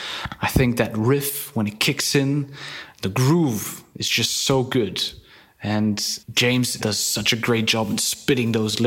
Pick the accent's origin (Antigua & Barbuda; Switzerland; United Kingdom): Switzerland; I'm from Switzerland.